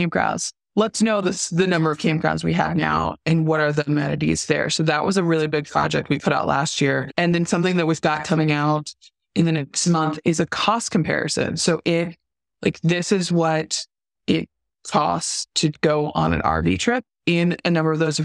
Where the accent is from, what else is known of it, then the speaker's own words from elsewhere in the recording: Southern California, United States; I grew up in Southern California